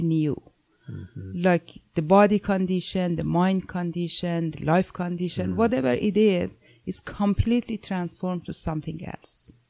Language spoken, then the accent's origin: English; Iran; moved away; I'm originally from Iran